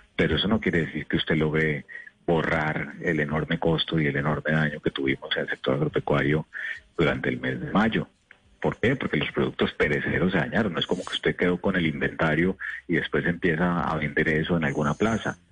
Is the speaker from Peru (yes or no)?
no; Colombia; como colombiano